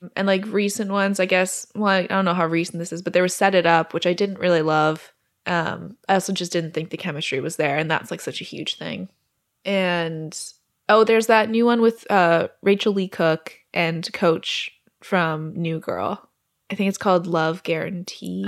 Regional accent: Alberta, Canada; moved away; my hometown in Alberta

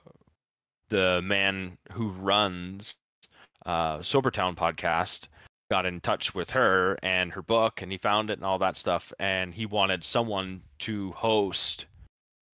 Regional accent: Ontario, Canada; I live 2 hours outside of Toronto.

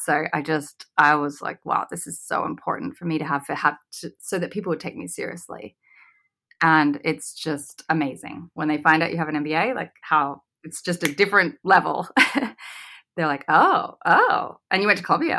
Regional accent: Australia; moved away; I grew up in Australia

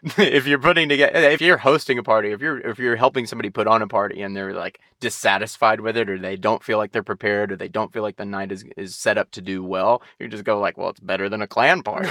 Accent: Georgia, United States; growing up in the South

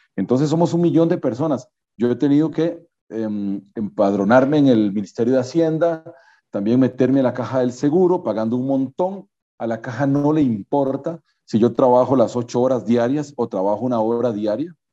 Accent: Costa Rica

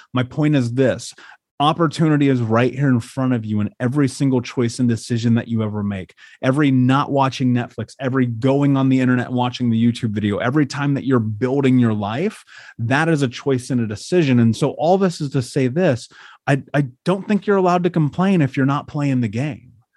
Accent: Indianapolis, Indiana, United States; I grew up in Indiana. I grew up in Indianapolis, in a major city.

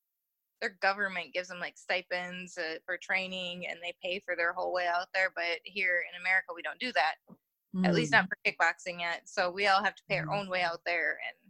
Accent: United States; as an American

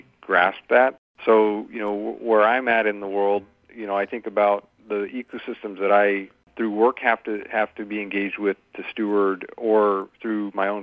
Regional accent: San Francisco Peninsula, California, United States; I grew up on the San Francisco Peninsula myself

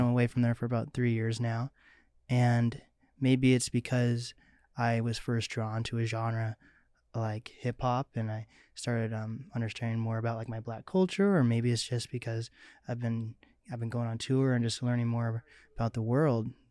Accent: Mercer Island, Washington, United States; I'm an East Side boy myself, Mercer Island.

